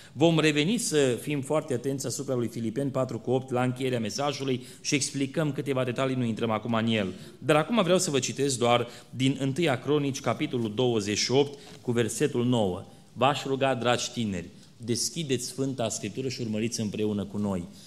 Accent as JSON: {"language": "Romanian", "country": "Romania", "said": "suntem români"}